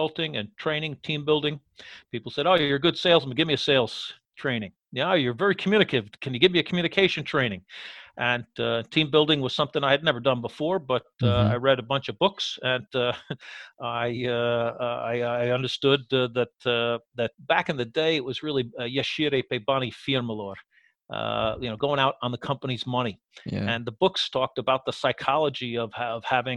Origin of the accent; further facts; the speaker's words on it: United States; moved away as an adult; also born or lived in Cluj, Romania; now in Romania; being American